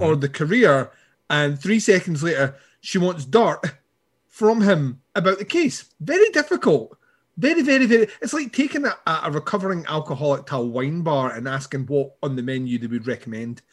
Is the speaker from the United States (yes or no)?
no; Scotland, United Kingdom; I'm Scottish